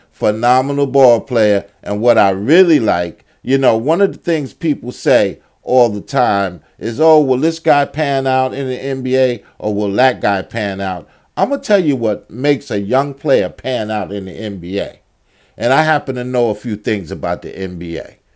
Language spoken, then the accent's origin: English; New York, United States; I'm a New Yorker